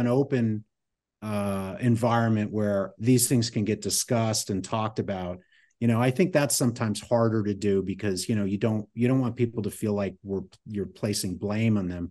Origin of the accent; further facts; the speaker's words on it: Connecticut, United States; moved away; when I grew up in Connecticut.